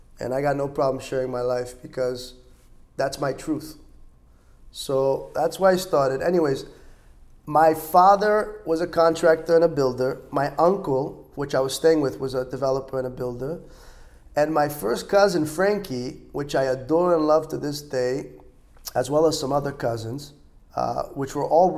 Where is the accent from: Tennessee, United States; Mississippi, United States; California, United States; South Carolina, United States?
California, United States; Los Angeles; moved away as an adult; also born or lived in Israel; now in Miami, United States; For those that don't know, I was born and raised in Los Angeles, California. I moved when I was 9 to Israel, state of Israel. I moved back when I was just shy of 16.